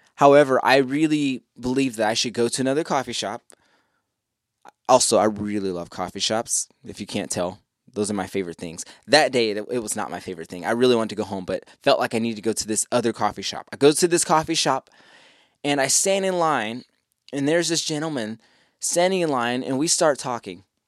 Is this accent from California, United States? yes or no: no; Columbus, Ohio, United States; moved away as an adult; now in Charlotte, United States; I left my home state. I left, I left Columbus, Ohio